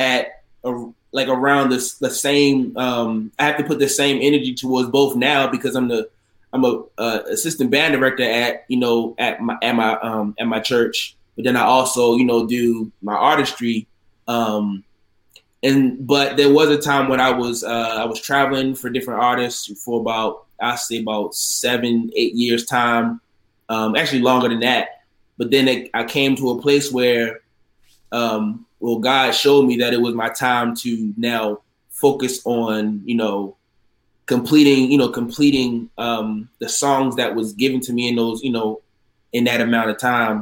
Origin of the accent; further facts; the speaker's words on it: Baltimore, Maryland, United States; now in Prince George's County, United States; My hometown is Baltimore, Maryland